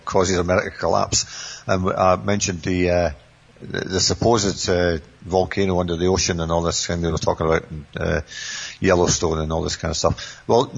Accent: Scotland, United Kingdom; being Scottish

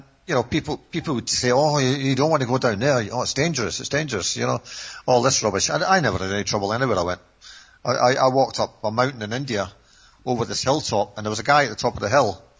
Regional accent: Scotland, United Kingdom; moved away as an adult; also born or lived in Turkey / Ireland / Bulgaria; being a Scotsman

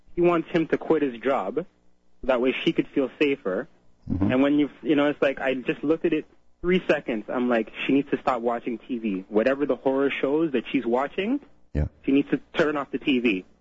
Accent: Canada; also born or lived in Trinidad; born here in Canada

